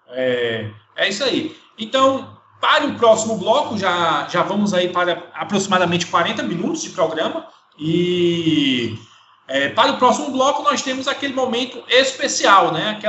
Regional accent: Ceará, Brazil; now in Horizonte, Brazil; Eu sou, sou cearense, moro aqui a 40 quilômetros de, de, de, Fortaleza, na cidade de Horizonte

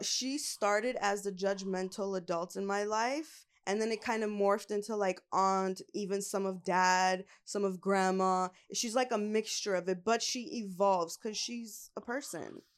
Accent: Los Angeles, California, United States; born and raised in L A.

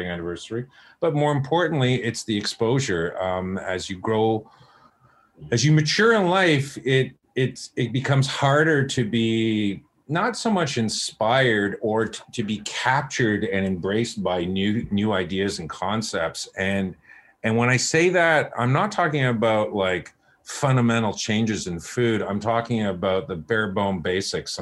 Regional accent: Oakville, Ontario, Canada; moved away as an adult; also born or lived in Hong Kong / Bali

